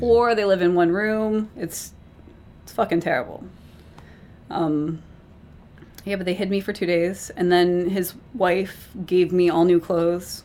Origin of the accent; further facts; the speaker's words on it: United States; I'm American